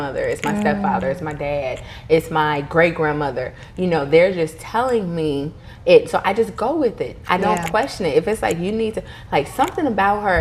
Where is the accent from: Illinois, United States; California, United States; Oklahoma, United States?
Illinois, United States; Chicago; also born or lived in Mississippi; I grew up splitting my time between Chicago and Mississippi